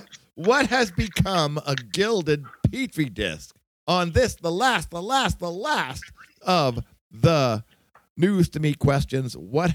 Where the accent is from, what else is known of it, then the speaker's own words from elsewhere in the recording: Searsport, Maine, United States; I'm from Searsport